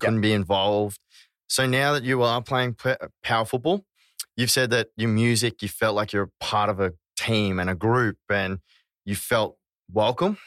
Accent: Australia; we are Aussie

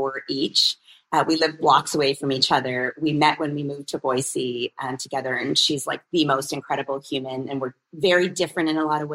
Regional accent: Canada; I'm born and raised in Canada

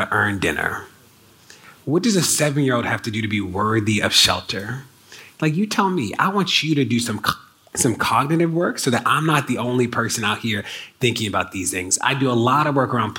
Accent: Maryland, United States; my home state of Maryland

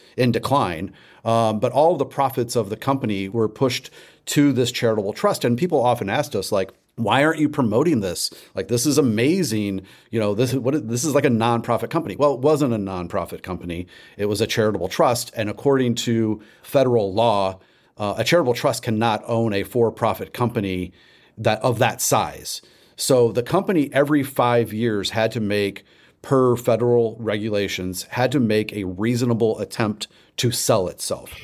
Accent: St. Louis, Missouri, United States; moved away as an adult; also born or lived in Austin, Texas / San Antonio, Texas; now in Louisville, United States; I'm actually from Saint Louis originally

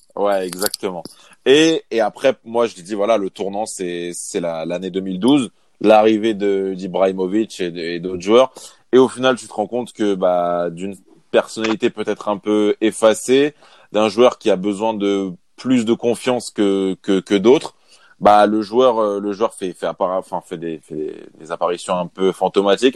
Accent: Paris, Île-de-France, France; en tant que Parisien

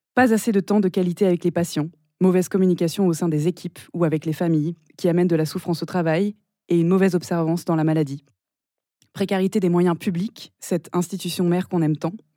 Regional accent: Nice, Provence-Alpes-Côte d'Azur, France; moved away; also born or lived in Paris; on est toutes les deux niçoises

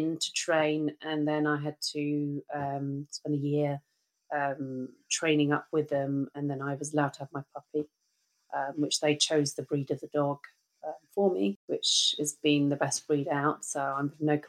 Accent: United Kingdom; moved away as an adult; being a Brit

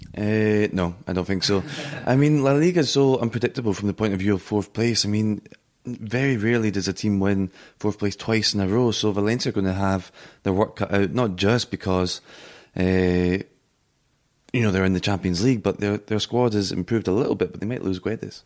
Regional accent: Scotland, United Kingdom; now in Madrid, Spain; as a Scotsman

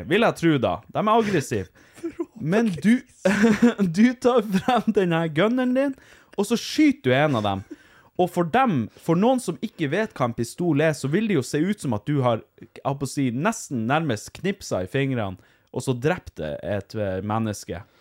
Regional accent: Norway; Vi er jo samer sjøl.

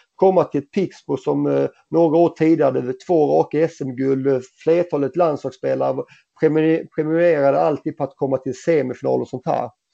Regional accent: Helsingborg, Skåne, Sweden; moved away as an adult; also born or lived in Gothenburg; i FC Helsingborg i min lilla trygga miljö där jag vuxit upp, eh, eller vuxit upp och i min hemstad

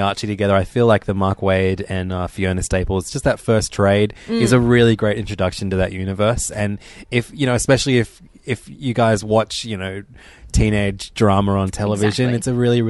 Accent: Canada; But as a Canadian hockey fan, just for yourself, maybe not for your sister

